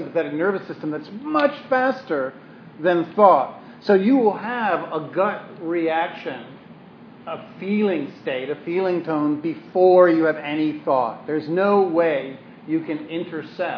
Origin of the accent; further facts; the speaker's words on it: New York City, New York, United States; moved away; I'm from Brooklyn.